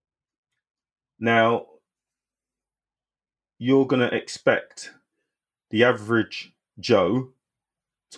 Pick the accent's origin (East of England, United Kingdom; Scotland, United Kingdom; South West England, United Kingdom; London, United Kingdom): London, United Kingdom; I was born and raised in Bermondsey